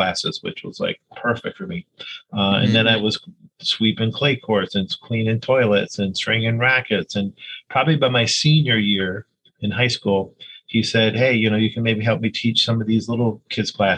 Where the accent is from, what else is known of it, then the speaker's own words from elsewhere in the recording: Hudsonville, Michigan, United States; also born or lived in Havana, Cuba; we ended up in Hudsonville, Michigan, which is really here, Western Michigan